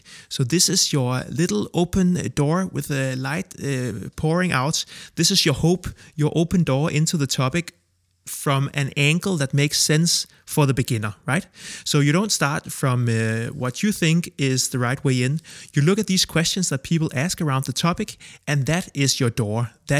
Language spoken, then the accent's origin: English; Copenhagen, Capital Region of Denmark, Denmark; I'm 32 from Copenhagen, Denmark, and I make a living from explaining.